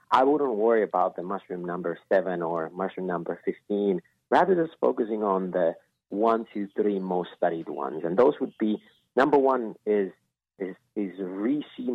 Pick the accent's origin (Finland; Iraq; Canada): Finland; moved away as an adult; now in Los Angeles, United States; born and raised in Finland and living in L.A.